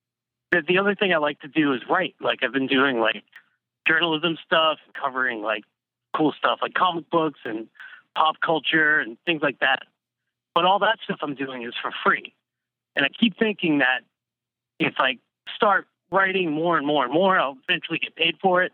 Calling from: Boston, Massachusetts, United States; I'm calling from Boston.

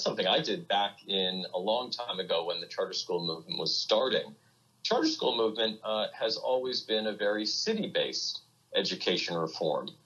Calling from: New York City, New York, United States; So I, am in Brooklyn. We live in uh, the Kensington Windsor Terrace section of Brooklyn, uh, which is is nearly completely shut down.

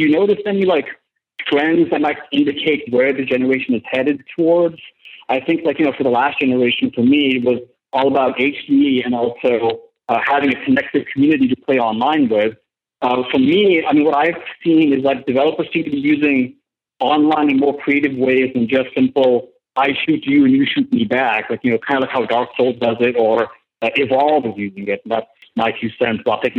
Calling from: Tampa, Florida, United States; calling from Tampa, Florida.

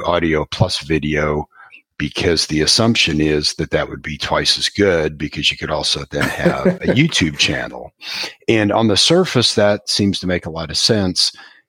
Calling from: Houston, Texas, United States; I'm calling from Houston

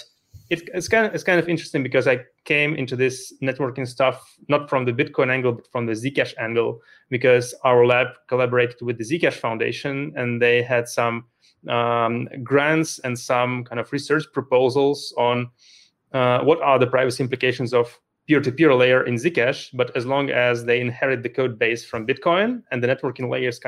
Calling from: Luxembourg; Calling in from Luxembourg, a small country in the middle of Europe.

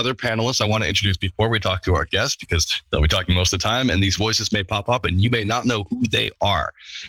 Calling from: Scotland, United Kingdom; I'm calling from Scotland, which looks about as depressing as possible outside.

